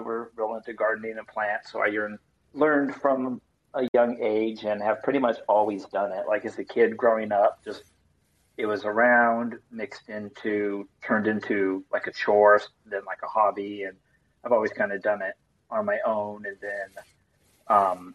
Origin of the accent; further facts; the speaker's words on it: Los Angeles, California, United States; moved away as an adult; now in New York, United States; I'm from the suburbs of LA, so where it's always warm and sunny